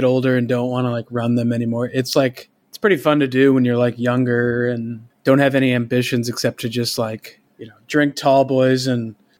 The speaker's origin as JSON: {"language": "English", "town": "Rockford", "region": "Illinois", "country": "United States", "tie": "born or raised there", "also_born_or_lived": "Chicago", "moved": "as an adult", "lives_now": "New York City, United States", "said": "I was born and raised in Rockford and I moved to Chicago right after like high school stuff."}